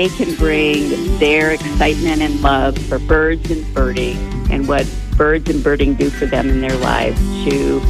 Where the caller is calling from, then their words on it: Alamosa, Colorado, United States; I am calling from Alamosa, Colorado.